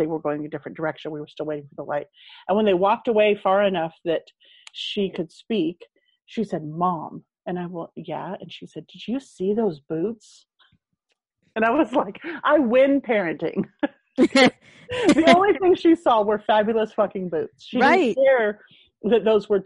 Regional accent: San Diego, California, United States; moved away; I'm originally from San Diego.

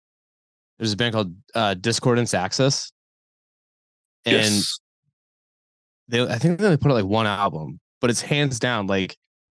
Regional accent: Dover, New Hampshire, United States; now in Philadelphia, United States; Because I'm from New Hampshire. I'm from, like, this small town. Not a small town, but, like, a city in New Hampshire called Dover.

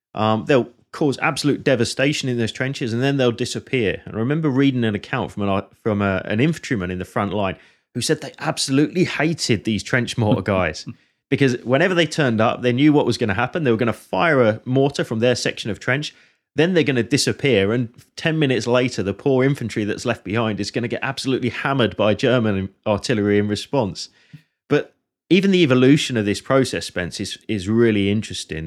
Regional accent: Hertfordshire, East of England, United Kingdom; the same county that, that I'm from

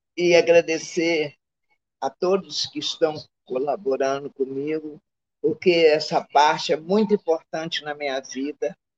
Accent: Rio de Janeiro, Brazil; also born or lived in Minas Gerais / Caju, Rio de Janeiro; minha vida, minha adolescência, eu foi tudo em Manguinho

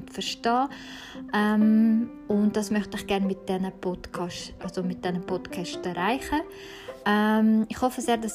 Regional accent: Zürich, Switzerland; Und ich bin in Zürich aufgewachsen.

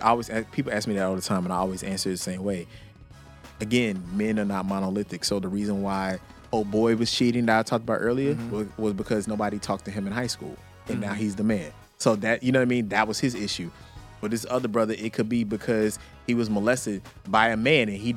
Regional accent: Texas, United States; I'm from Texas. Hyper-masculine Texas.

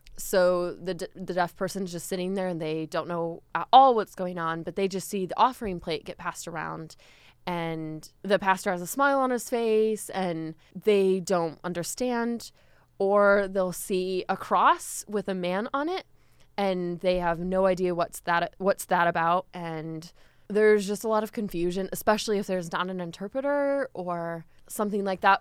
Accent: United States

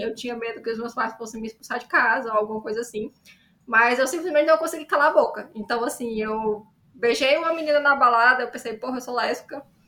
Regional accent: Ceará, Brazil; eu sou autora cearense de ficção especulativa

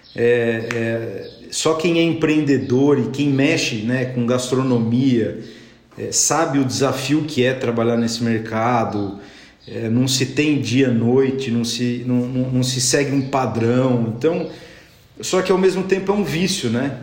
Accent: São Paulo, Brazil; moved away as an adult; now in Brotas, Brazil; sou de Brotas, mas morei a minha vida inteira em São Paulo

